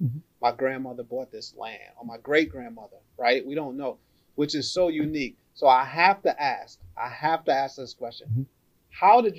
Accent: New York City, New York, United States; So I'm born and raised in the Bronx

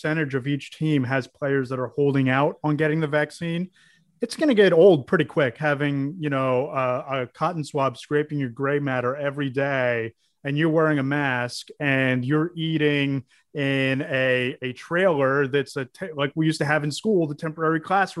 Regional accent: Philadelphia, Pennsylvania, United States; growing up in Philadelphia

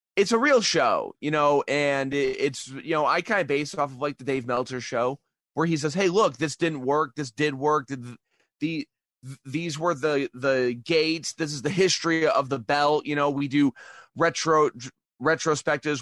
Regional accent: Toledo, Ohio, United States; moved away as an adult; now in Japan; I grew up in Toledo, Ohio, where … was a big deal

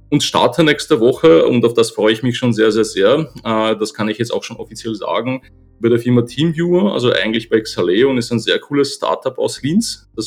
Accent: Poland; German is a second language; now in Vienna, Austria; Ich bin gebürtiger Pole, lebe seit äh, ja, schon über 25 Jahren in Österreich. Bin damals mit meiner Familie hergekommen

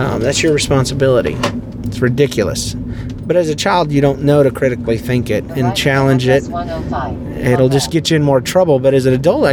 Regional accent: Fernandina Beach area, Florida, United States; also born or lived in Jacksonville, Florida; We moved from Jacksonville to a plot of land in Florida on 3.5 acres

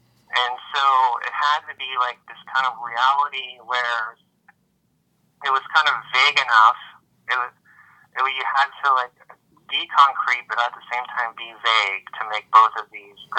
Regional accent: Midwest, United States; It's a funny place growing up in the Midwest.

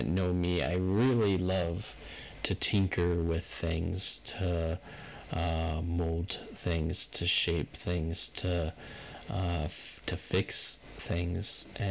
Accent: United States; I'm an American

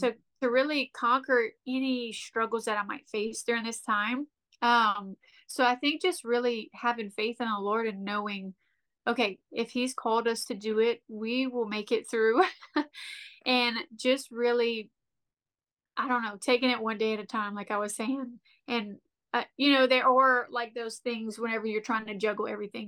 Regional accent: Lafayette, South Louisiana, United States; we're from Lafayette

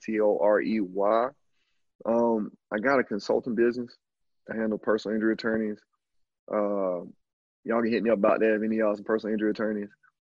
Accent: Alabama, United States; moved away as an adult; also born or lived in Canada; now in Brazil; I'm just a dude from the country, dog. I'm from Alabama

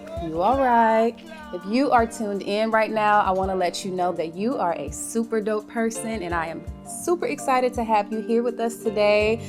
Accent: Cleveland, Ohio, United States; now in Florida, United States; We're both from Cleveland

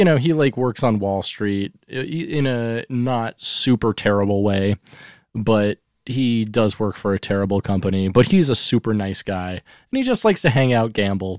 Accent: Seattle, Washington, United States; And he's going to love me because I'm the rocker from Seattle.

